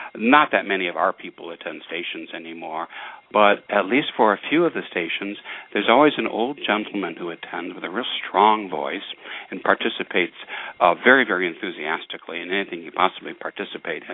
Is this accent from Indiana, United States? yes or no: no; Detroit, Michigan, United States; growing up in Detroit